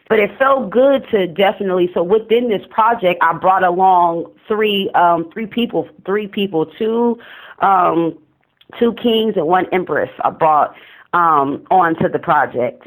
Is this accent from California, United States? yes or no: yes; Oakland, California, United States; I'm from East Oakland